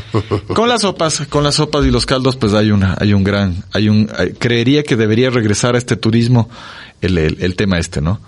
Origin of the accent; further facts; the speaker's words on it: Ecuador; somos un país andino, en la sierra